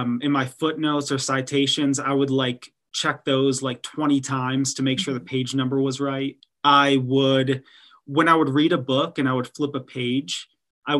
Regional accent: Detroit, Michigan, United States; moved away as an adult; also born or lived in Texas; I grew up in Detroit, Michigan

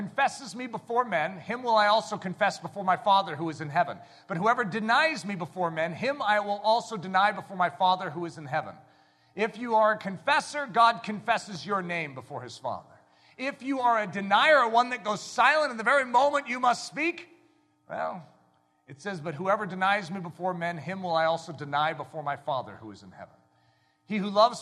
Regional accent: United States; I'm an American

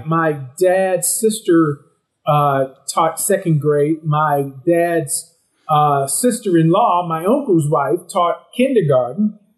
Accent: Louisiana, United States; growing up in Louisiana, you grow up at the kitchen table

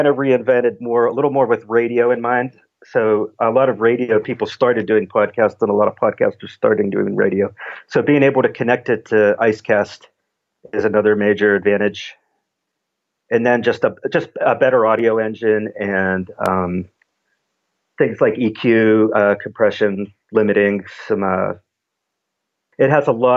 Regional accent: Pittsburgh, Pennsylvania, United States; I'm from Pittsburgh, Pennsylvania

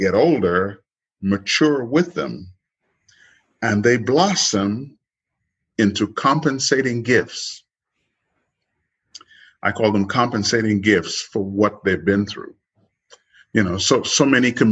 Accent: Trinidad & Tobago; moved away; I grew up in the Caribbean

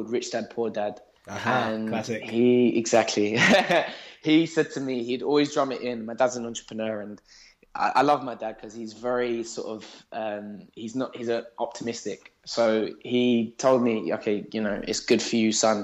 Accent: London, United Kingdom; now in Surrey, United Kingdom; I grew up in Southeast London, and I grew up with my three other cousins and my mum

